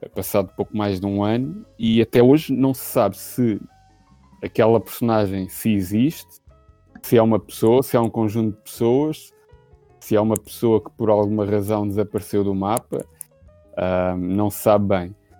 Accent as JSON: {"language": "Portuguese", "region": "Lisbon", "country": "Portugal", "said": "Sou de Lisboa, mas estou no Porto neste momento, na casa dos sogros"}